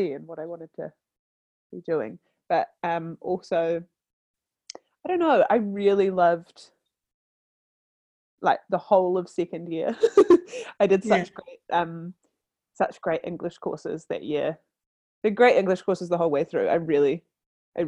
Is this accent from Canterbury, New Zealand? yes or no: no; Wellington, New Zealand; I grew up in Wellington. Yeah, the longest I've been away from here is 1 month. but yeah, grew up here, born and raised